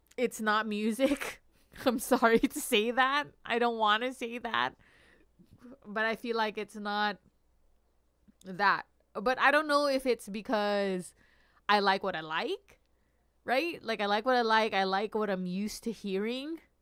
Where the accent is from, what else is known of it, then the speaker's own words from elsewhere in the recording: Long Beach, California, United States; I grew up in Long Beach.